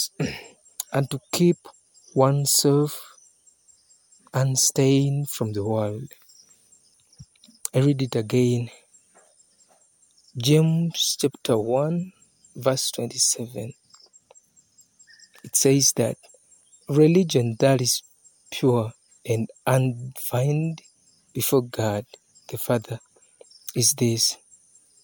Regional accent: Uganda; from Uganda, East Africa.

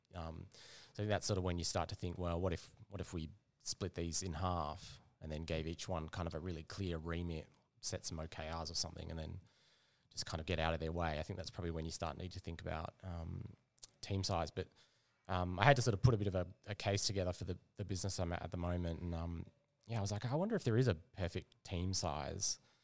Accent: Perth, Western Australia, Australia; moved away as an adult; now in Melbourne, Australia; I'm actually from Perth. So, yeah, moved out about ten, ten years ago.

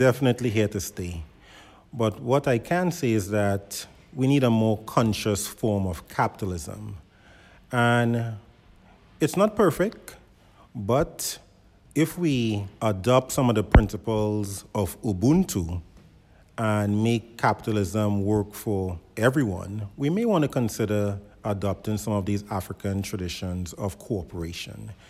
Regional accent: Trinidad & Tobago; now in United States; as a child growing up in Trinidad

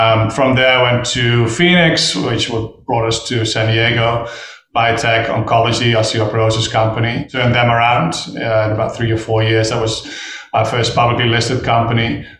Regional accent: Netherlands; English is a second language; now in United States; Dutch national, still am, but studied partly in Australia.

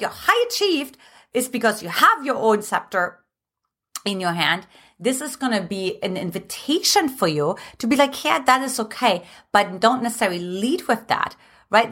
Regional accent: Germany; moved away; I'm from Germany

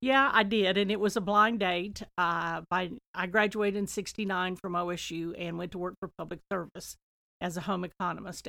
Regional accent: Talala, Oklahoma, United States; also born or lived in Nowata, Oklahoma; I was born in Knowata, but I lived in Tlaloc for the first twenty years in the same house

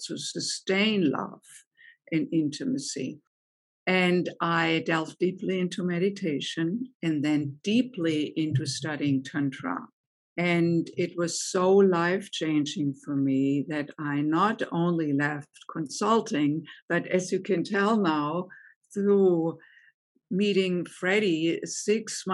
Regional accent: Germany; English is a second language; moved away as an adult; also born or lived in United States; now in Chicago, United States; I grew up in Germany, as you may be able to tell from my accent, and came to the United States in my late 20s

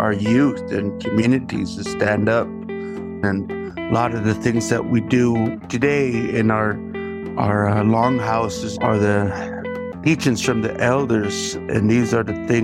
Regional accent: Nespelem, Washington, United States; I am here from the Colville Confederated Tribes, our homeland, based in Nespelem, Washington

